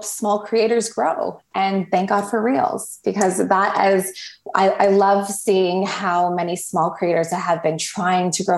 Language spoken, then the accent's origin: English; Toronto, Ontario, Canada; also born or lived in Cayman Islands / Barbados; I'm actually from Toronto, Canada.